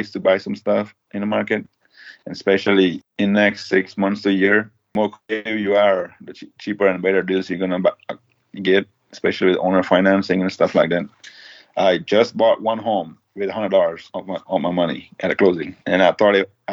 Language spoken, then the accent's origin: English; India; also born or lived in Florida; now in United States; I grew up in tent in India